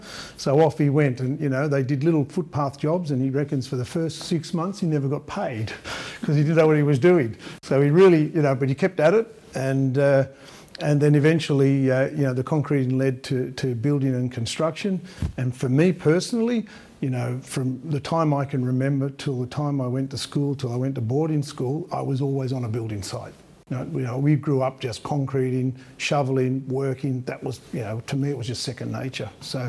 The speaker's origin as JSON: {"language": "English", "country": "Australia", "tie": "born or raised there", "said": "It wasn't easy to be an immigrant Italian that, you know, sort of looked or ate a bit differently to everybody else."}